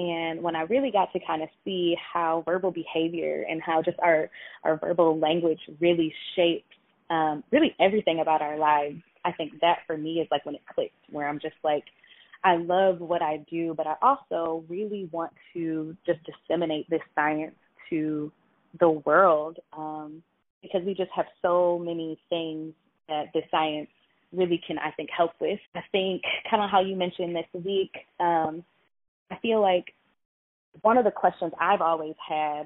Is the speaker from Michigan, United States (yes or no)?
yes; Detroit, Michigan, United States; now in Hawaii, United States; I'm originally from Detroit.